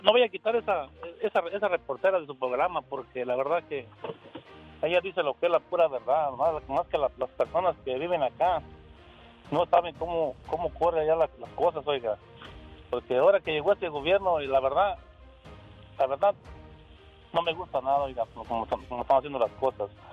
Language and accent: Spanish; Guanajuato, Mexico; now in Denver, United States